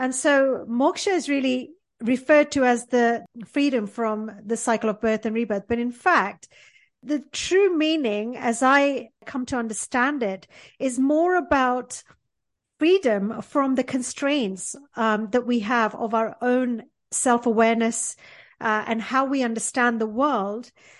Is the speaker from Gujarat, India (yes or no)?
yes; Porbandar, Gujarat, India; born there; I was born in India in a port town called Porbandar, which is best known for being the hometown of Mahatma Gandhi.